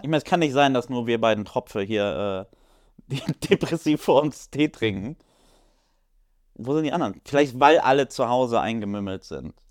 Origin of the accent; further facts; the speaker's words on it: Poland; ich als, als Pole